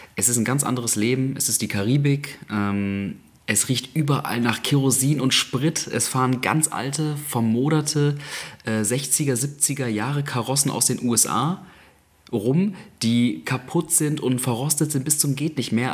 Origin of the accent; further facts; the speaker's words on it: Germany; wir kommen aus Europa, aus Deutschland.